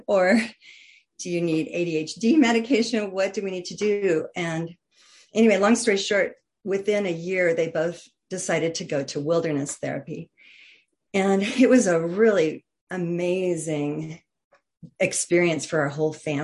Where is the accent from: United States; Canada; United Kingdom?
United States; just outside of Denver, Colorado; I grew up just outside of Denver, Colorado